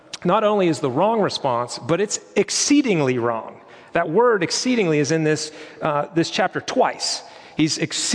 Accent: Western Pennsylvania, United States; Growing up in Western Pennsylvania in the winter, it's pretty bleak, gray skies, it's cold.

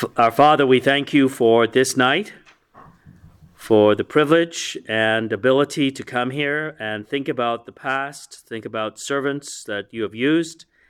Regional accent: Coventry, West Midlands, United Kingdom; also born or lived in Birmingham; I was born in Birmingham, grew up in Coventry

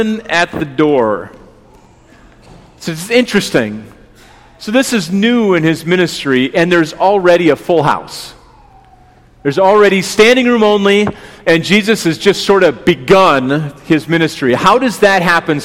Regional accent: West Bend, Wisconsin, United States; moved away as an adult; also born or lived in Chicago area; now in Pewaukee, United States; I grew up in the West Bend area

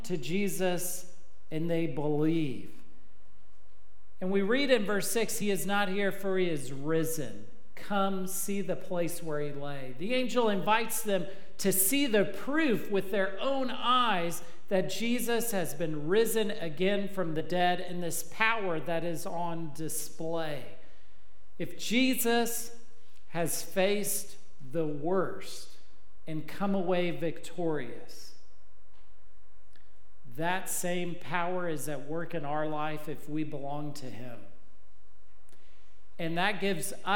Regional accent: Texas, United States; I'm from Texas

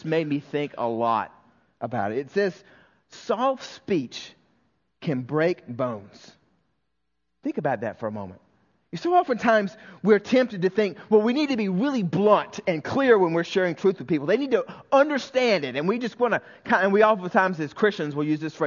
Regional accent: the South, United States; when I was raised in the South

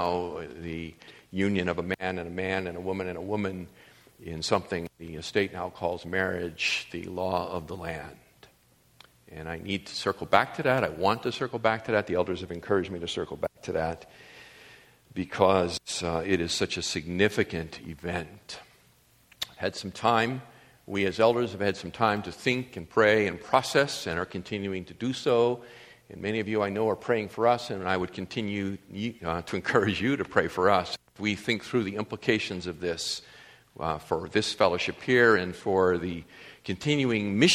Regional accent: Massachusetts, United States; I grew up in Massachusetts

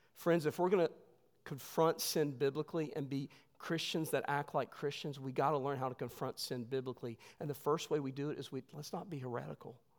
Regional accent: West Virginia, United States; moved away; I'm from West Virginia

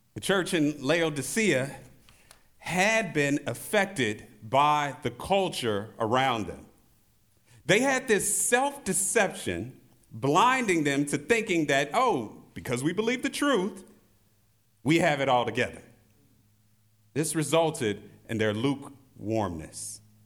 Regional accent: St. Louis, Missouri, United States; In my hometown of Saint Louis, Missouri

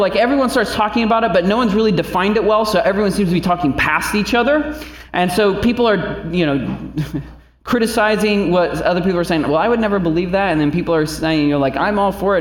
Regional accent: Indiana, United States; now in Northeast Ohio, United States; We're from Indiana, so we were going back to God's country

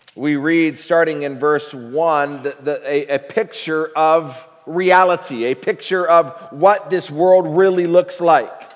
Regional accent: United States; also born or lived in Africa; we are American.

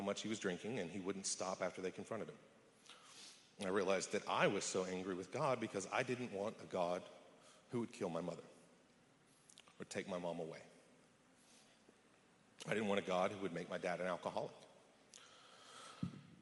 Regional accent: West Texas, United States; I was born in West Texas to an oil and gas accountant and an elementary school teacher

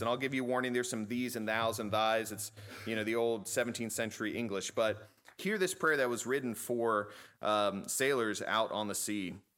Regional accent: Chesapeake, Virginia, United States; I grew up in Chesapeake

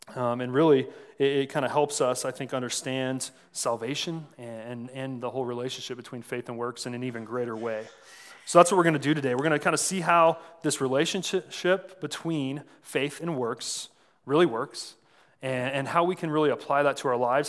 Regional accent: San Antonio, Texas, United States; moved away as an adult; also born or lived in Saint Charles, Missouri; I was born in San Antonio and ended up going to college here in the Midwest

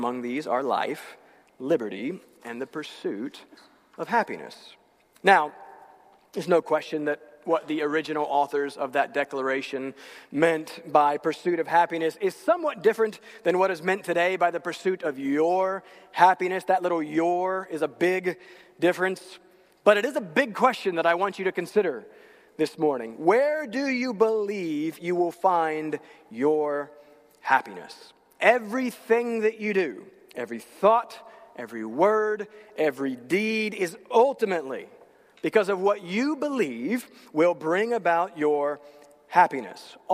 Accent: North Carolina, United States; moved away; I'm from North Carolina

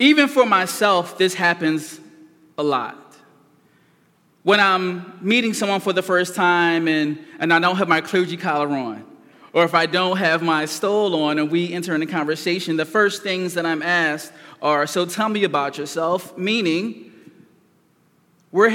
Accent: Philadelphia, Pennsylvania, United States; I was raised in North Philadelphia

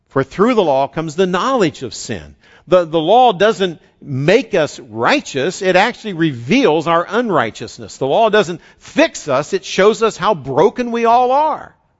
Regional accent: West Virginia, United States; a saying I grew up with in West Virginia

